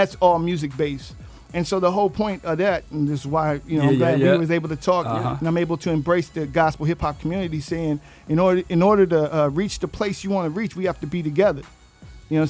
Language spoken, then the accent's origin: English; West Coast, United States; I'm from the West Coast